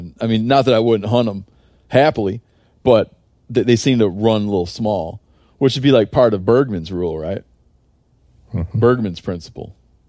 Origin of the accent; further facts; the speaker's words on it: Michigan, United States; in my home state of Michigan